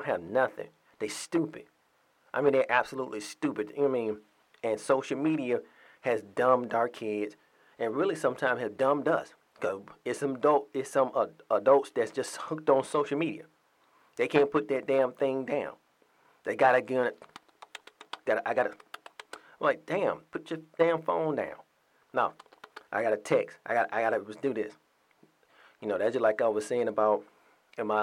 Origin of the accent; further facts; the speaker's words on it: Atlanta, Georgia, United States; My home state, my home city, a cesspool